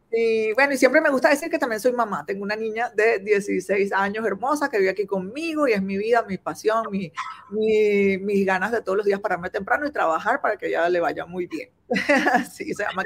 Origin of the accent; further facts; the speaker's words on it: Venezuela; moved away as an adult; now in China; soy de Venezuela y vivo en China hace 10 años y medio ya casi